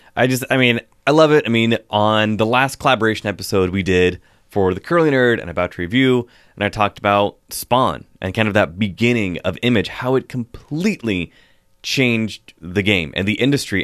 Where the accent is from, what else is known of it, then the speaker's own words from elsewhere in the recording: Pacific Northwest, United States; growing up here in the Pacific Northwest